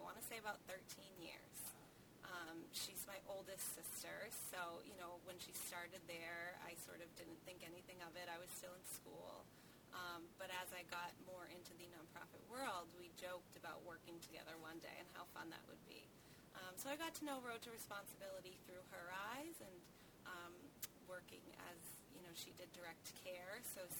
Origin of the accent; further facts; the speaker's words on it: Hull, Massachusetts, United States; Born and raised in Hull, and I still live there now.